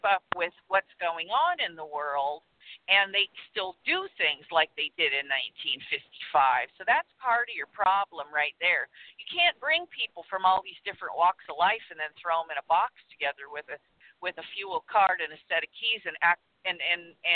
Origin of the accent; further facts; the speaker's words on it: Southern California, United States; I'm from Southern California